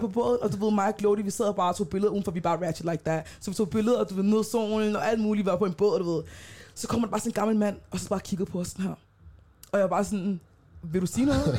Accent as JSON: {"language": "Danish", "country": "Denmark", "tie": "born or raised there", "said": "jeg er født i Danmark, så jeg har det røde pas"}